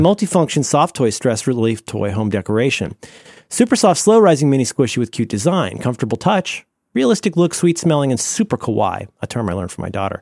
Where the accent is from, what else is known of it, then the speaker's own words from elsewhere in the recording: Cincinnati, Ohio, United States; I grew up in Cincinnati, Ohio